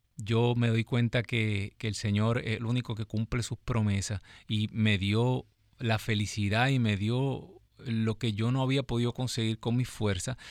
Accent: Ciales, Puerto Rico; yo soy de Ciales, andábamos por todo Puerto Rico

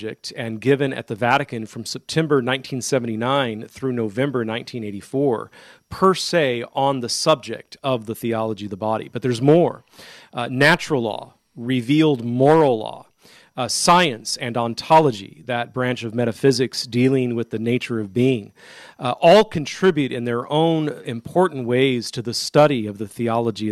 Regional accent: Modesto, California, United States; now in Kentucky, United States; in Modesto, California, my hometown

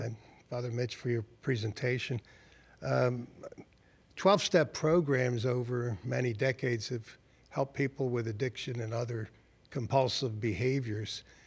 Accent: Yardley, Pennsylvania, United States; Yardley, Pennsylvania

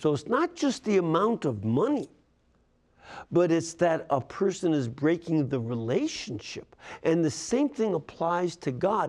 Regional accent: Chicago, Illinois, United States; my hometown, the Windy City

